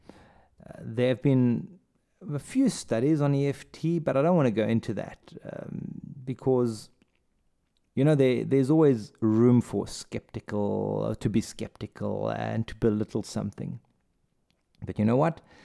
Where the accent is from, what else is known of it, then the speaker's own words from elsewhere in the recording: South Africa; also born or lived in Saudi Arabia / India; now in Germany; I'm from South Africa.